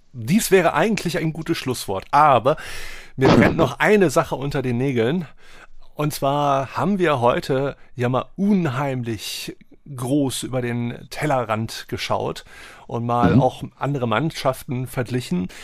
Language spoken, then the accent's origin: German; Wolfsburg, Lower Saxony, Germany; now in Hamburg, Germany; ich bin in Wolfsburg geboren